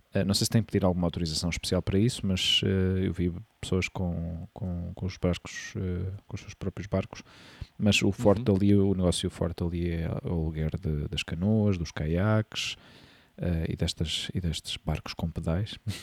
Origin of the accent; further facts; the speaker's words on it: Portugal; moved away as an adult; now in Spain; quando vivemos fora do nosso país